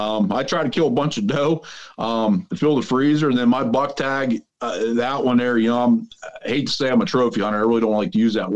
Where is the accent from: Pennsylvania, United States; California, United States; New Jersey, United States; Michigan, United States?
Pennsylvania, United States; I'm from Southwest Pennsylvania.